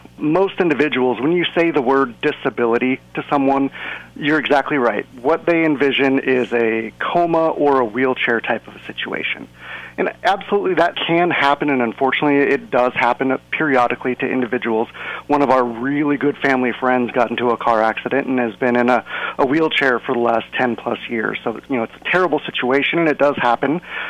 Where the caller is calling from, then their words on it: Seattle, Washington, United States; And I'm coming from Seattle, and it is actually dry up here.